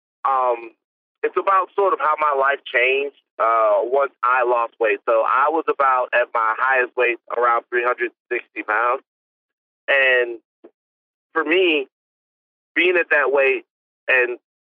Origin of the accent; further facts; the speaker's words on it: Baton Rouge, Louisiana, United States; I'm from the South. I'm from Baton Rouge.